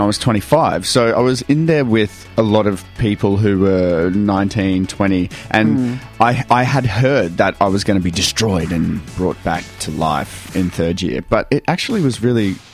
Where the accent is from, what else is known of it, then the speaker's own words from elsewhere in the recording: Townsville, Queensland, Australia; moved away; also born or lived in Ayr, Queensland; I grew up in Townsville, but I was born an hour south in a little place called Ayr.